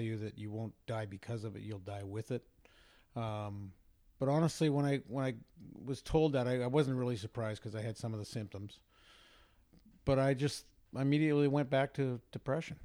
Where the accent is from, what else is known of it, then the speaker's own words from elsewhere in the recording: Vancouver, British Columbia, Canada; I grew up in Vancouver